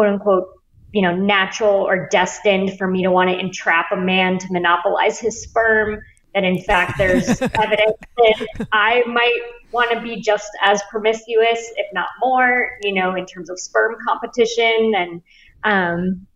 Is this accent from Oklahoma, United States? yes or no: no; Bay Area, California, United States; moved away as an adult; also born or lived in New York; I grew up in the Bay Area and then went to NYU